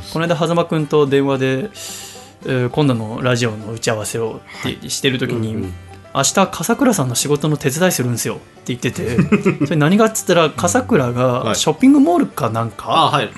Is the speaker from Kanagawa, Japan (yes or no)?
yes; Yokohama, Kanagawa, Japan; moved away as an adult; now in Tokyo, Japan; 横浜の私の実家